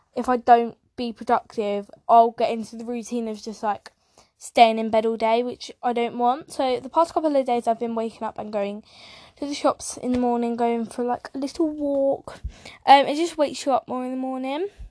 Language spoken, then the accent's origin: English; England, United Kingdom; I'm from England, UK